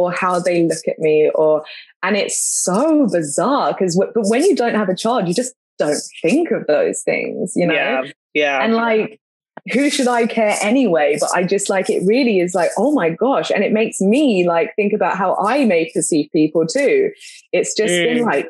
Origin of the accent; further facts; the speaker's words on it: London, United Kingdom; moved away as an adult; now in United States; growing up in a big city and being from London